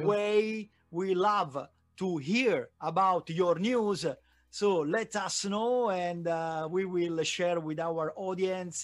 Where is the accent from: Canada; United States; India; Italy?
Italy; Naples, Campania; English is a second language; now in Milan, Italy; I am located in Milan, but I was born in Naples. My family is there